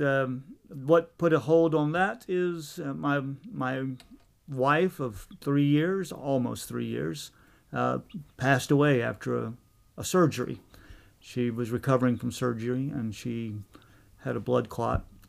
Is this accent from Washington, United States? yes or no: no; Virginia, United States; moved away; also born or lived in New Mexico / Henderson, Tennessee; I was born in New Mexico, but I actually grew up in Virginia